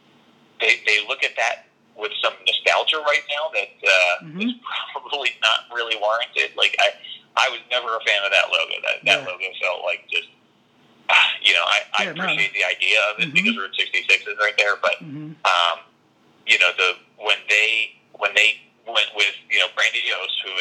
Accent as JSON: {"language": "English", "town": "Philadelphia", "region": "Pennsylvania", "country": "United States", "tie": "born or raised there", "moved": "yes", "lives_now": "Colorado, United States", "said": "I grew up in Philadelphia"}